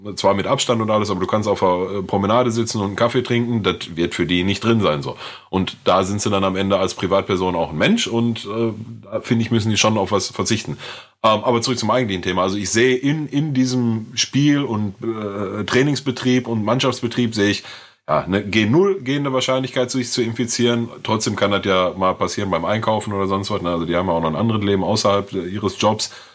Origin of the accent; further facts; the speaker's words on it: North Rhine-Westphalia, Germany; bei uns in NRW